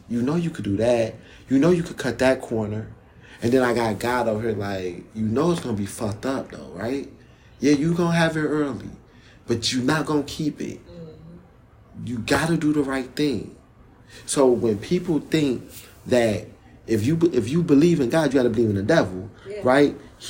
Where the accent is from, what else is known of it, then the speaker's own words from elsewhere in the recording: Jamaica; From when I'm Jamaican and Panamanian, so I understand patois really well.